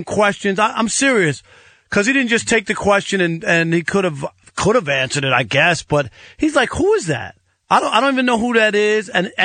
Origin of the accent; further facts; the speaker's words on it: New York, United States; moved away; I'm from New York originally